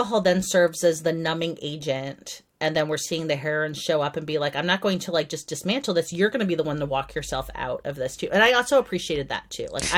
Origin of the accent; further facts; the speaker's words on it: United States; being an American who has a migrant history